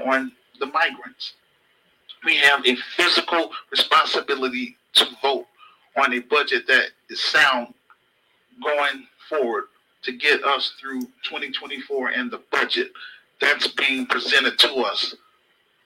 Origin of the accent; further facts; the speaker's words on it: United States; also born or lived in Chicago; we as American citizens